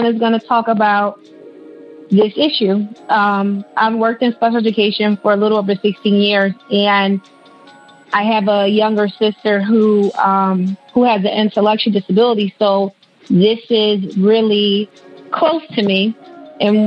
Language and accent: English; Philadelphia, Pennsylvania, United States; I'm from Philly